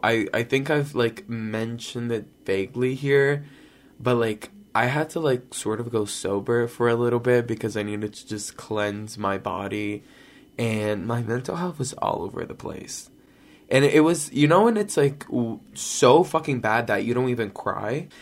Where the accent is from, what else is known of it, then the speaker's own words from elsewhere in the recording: Brazil; moved away; I grew up in Brazil